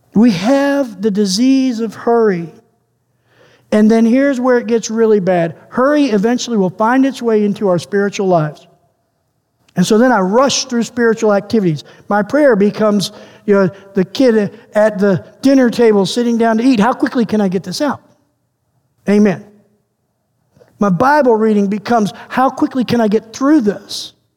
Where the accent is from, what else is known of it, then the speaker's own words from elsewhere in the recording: United States; now in Canada; as an American